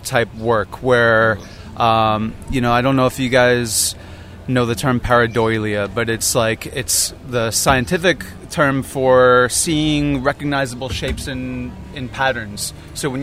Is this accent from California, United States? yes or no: no; Long Island, New York, United States; also born or lived in Brooklyn, New York / Queens, New York; I was born in Brooklyn, grew up in Brooklyn, Queens. Then we moved out to Long Island when I was in second grade